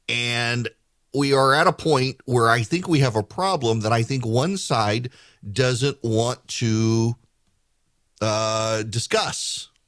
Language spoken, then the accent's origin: English; Dubai, United Arab Emirates; I don't necessarily have the quintessential American upbringing. I grew up in Dubai, moved there when I was 5 years old. We were definitely the minority in the country.